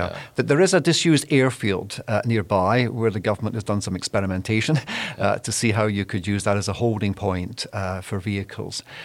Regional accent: Scotland, United Kingdom; I'm from the UK. I'm actually Scottish

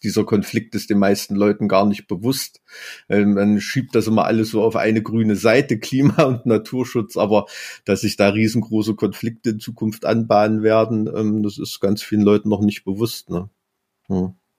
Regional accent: East Germany, Germany; ich bin da in der DDR als Kind aufgewachsen

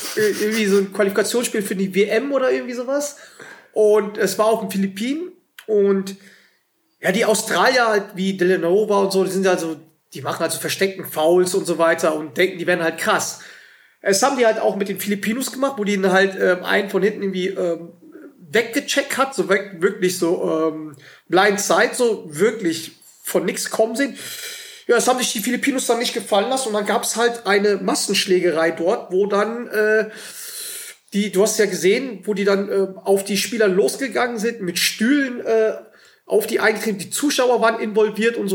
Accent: Germany; wir als, als Deutsche

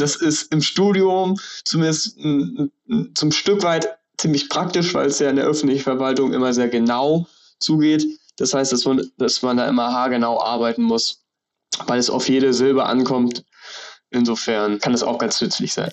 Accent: Rostock area, Mecklenburg-Vorpommern, Germany; Ich bin in Rostock geboren, im Umland aufgewachsen und wohne jetzt auch in Rostock.

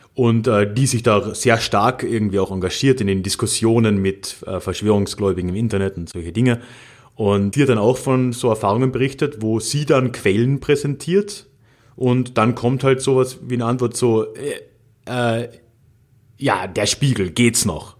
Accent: Carinthia, Austria; ich bin ja in Haider Country aufgewachsen, in Kärnten

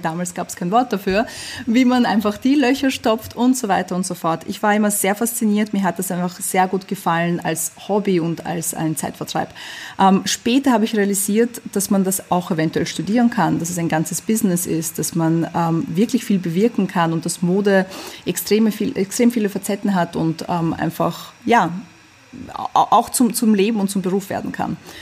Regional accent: Vienna, Austria; German is a second language; also born or lived in USSR; ich bin in der UdSSR geboren, ich bin ähm, nach Wien gezogen, als ich sechs Jahre alt war, ich konnte kein Deutsch

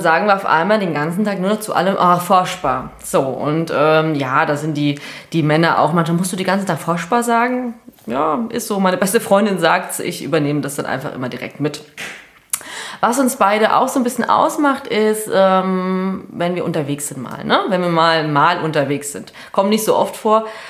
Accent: Hesse, Germany; accent: Hessian; Wir sind ja aus Hessen

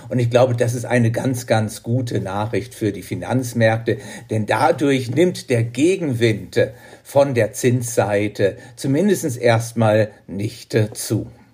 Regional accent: Germany; moved away as an adult; now in Switzerland; bei uns in Deutschland

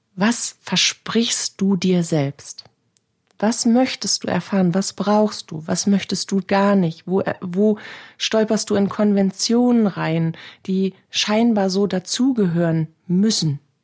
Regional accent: Northern Germany, Germany; Hier bei uns in Norddeutschland

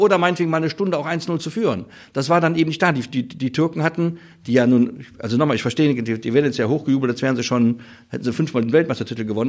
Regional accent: Vulkaneifel, Rhineland-Palatinate, Germany; ich komme ja aus der Vulkaneifel, das deutsche Sizilien

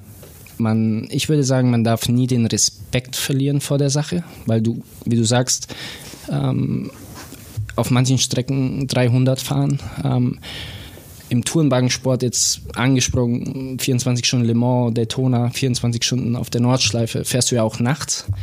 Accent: Bobingen, Bavaria, Germany; moved away as an adult; now in Lake Constance, Germany; ich bin äh, wie du sagst, in Bobingen aufgewachsen

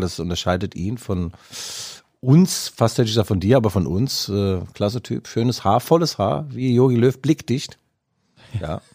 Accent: Leipzig, Saxony, Germany; ich als Leipziger

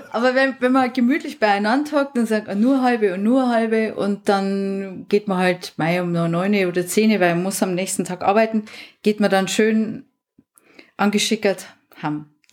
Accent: Tumsreuth, Bavaria, Germany; also ich komme aus Tumsreuth im Landkreis Tirschenreuth

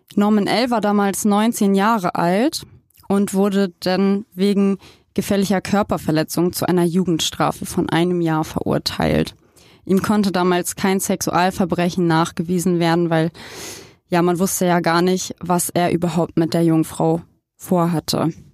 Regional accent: Germany; ich komme aus Palingen, aus Herrenburg, aus Eichholz

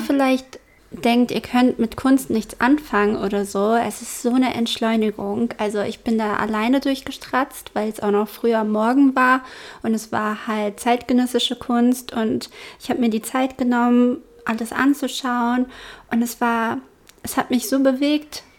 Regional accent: Germany; bei uns in Deutschland

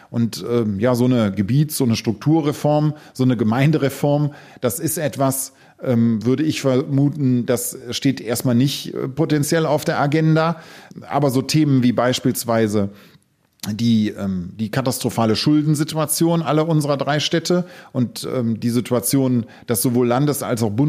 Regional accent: Solingen, North Rhine-Westphalia, Germany; hey, ich komme aus Solingen, ich komme aus der Klingenstadt, dann ist das etwas.

